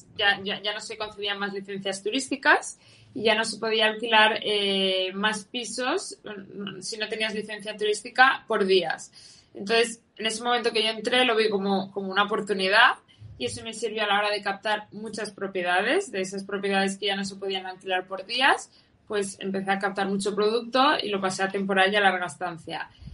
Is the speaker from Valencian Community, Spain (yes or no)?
yes; Valencia, Valencian Community, Spain; soy de Valencia